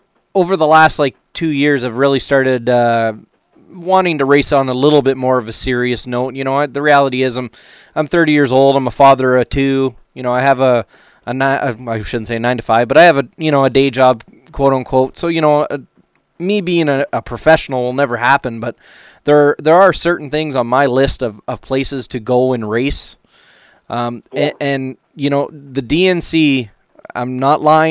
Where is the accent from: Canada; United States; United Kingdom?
Canada; I'm from Canada